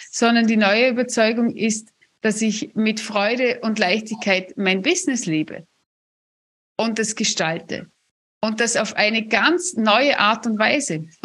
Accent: Vorarlberg, Austria; also ich bin ja Vorarlbergerin und wir haben das ja echt in den Genen

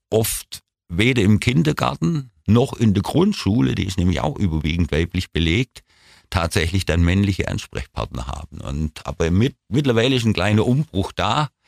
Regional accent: Ulm, Baden-Württemberg, Germany; Ich bin in der Weststadt groß geworden. Das Viertel ist eigentlich hauptsächlich als Postdörfle bekannt

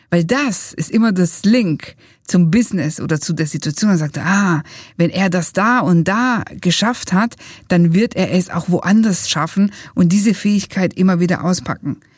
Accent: Italy; wir sagen als Italiener alla prossima.

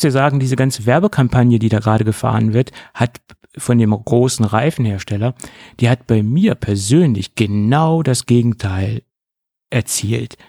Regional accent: Germany

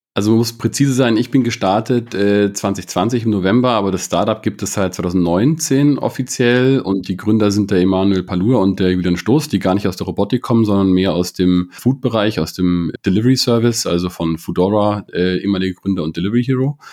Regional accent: Munich, Bavaria, Germany; komme aus München, bin aus München, habe an der TU

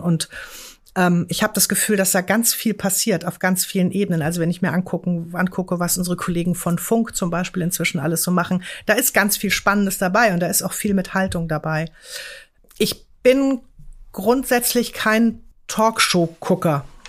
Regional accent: Hamburg, Germany; ich bin dann auch nochmal auf die Gesamtschule in Stalzhoop gewechselt, bin da also nochmal eine kurze Zeit zur Schule gegangen

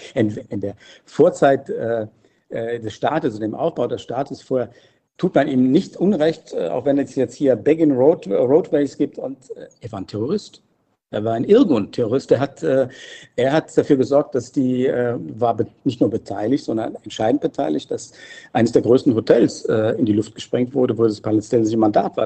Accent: Germany; moved away as an adult; now in Jerusalem, Israel; bei uns in Deutschland

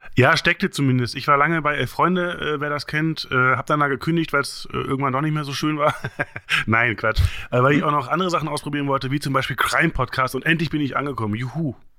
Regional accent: East Germany, Germany; bin ja Ossi, wir hatten ja nichts

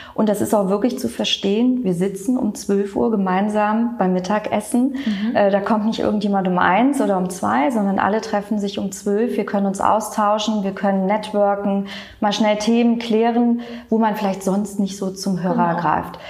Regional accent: Cologne, North Rhine-Westphalia, Germany; Kölsches Mädchen bin ich. Das sage ich auch immer ganz gerne. Es gibt so wenig, die wirklich in Köln geboren sind.

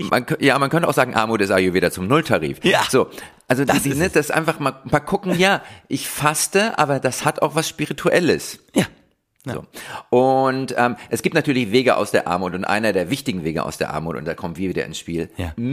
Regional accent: Berlin, Germany; man kann mit dem gleichen Einkommen äh, Bettler im Grunewald sein, da wo ich

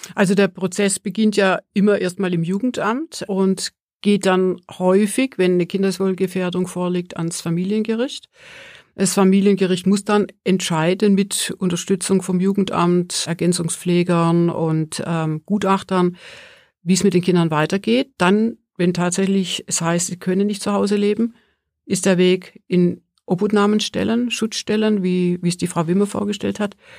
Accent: Swabia, Germany; now in Mittenwald, Germany; Also ich komme ja aus dem Schwäbischen

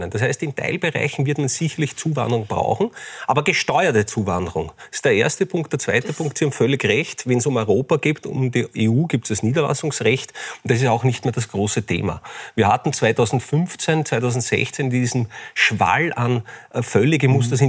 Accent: Guntramsdorf, Lower Austria, Austria; sondern in Gundramsdorf, in meinem, in meinem Heimatdorf äh, im Fitnesscenter.

